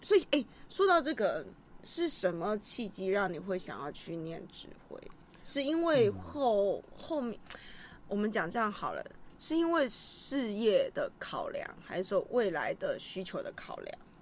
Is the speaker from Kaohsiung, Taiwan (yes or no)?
yes; Kaohsiung, Taiwan; 我们学校就七贤国中，不，不，七贤国小，高雄的嗯。七贤国小